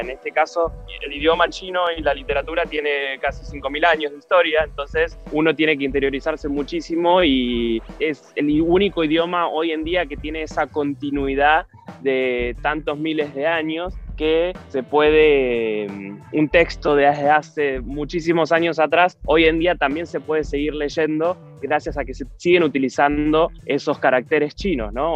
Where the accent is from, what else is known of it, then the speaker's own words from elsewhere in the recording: San Vicente, Buenos Aires Province, Argentina; yo soy de San Vicente, provincia de Buenos Aires, que es un pueblo chiquito